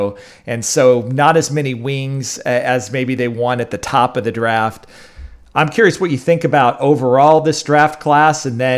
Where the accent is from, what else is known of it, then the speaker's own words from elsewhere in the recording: Kansas City, United States; I grew up in Kansas City